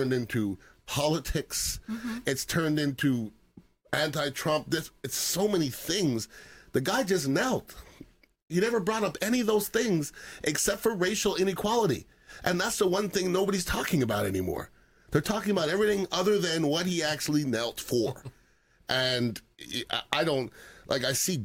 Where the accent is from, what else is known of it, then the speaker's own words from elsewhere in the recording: Montreal, Quebec, Canada; now in United States; I'm from Montreal, Canada.